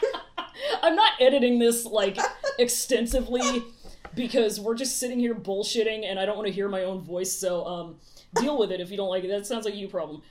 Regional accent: United States; we're very American

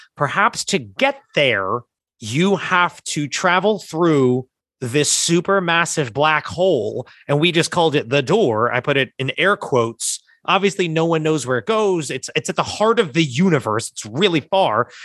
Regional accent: New Jersey, United States; we're from South Jersey, which is weirdly Philly adjacent

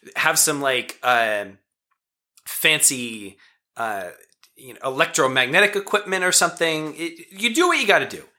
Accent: West Pittston, Pennsylvania, United States; born or raised there

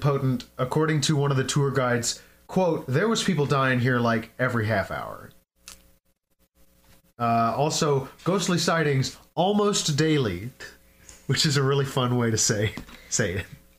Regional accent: Louisville, Kentucky, United States; my hometown, Louisville, Kentucky.

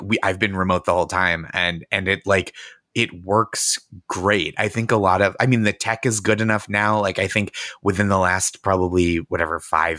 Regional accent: Boston, Massachusetts, United States; I'm 36. I was born in 85. And I think my consciousness, and I'm from the Boston area.

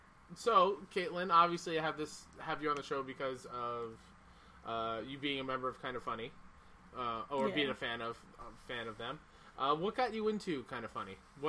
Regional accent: New York, United States; As a New Yorker and, like, a New York sports fan

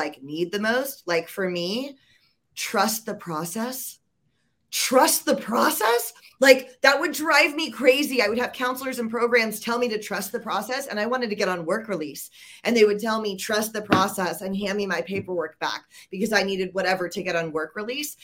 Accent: Georgia, United States; moved away; I'm actually from Georgia originally

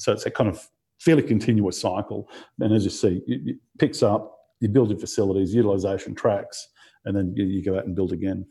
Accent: Rockhampton, Queensland, Australia; being in Rockhampton, there weren't, there weren't many computer jobs apart from at the computer store

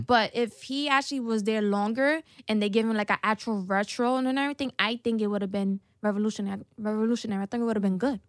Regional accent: New York City, New York, United States; I'm from the Bronx

